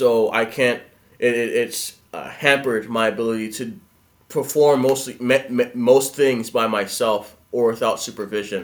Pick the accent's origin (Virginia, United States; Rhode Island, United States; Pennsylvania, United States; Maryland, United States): Pennsylvania, United States; Philadelphia; I'm from Philadelphia, Pennsylvania.